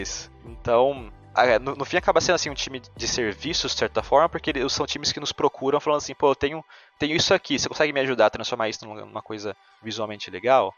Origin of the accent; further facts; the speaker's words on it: São Bento do Sapucaí, São Paulo, Brazil; moved away as an adult; also born or lived in São José dos Campos; now in Zurich, Switzerland; sou natural de São Bento do Sapucaí, é no interior de São Paulo, uma cidadezinha bem pequena perto do sul de Minas ali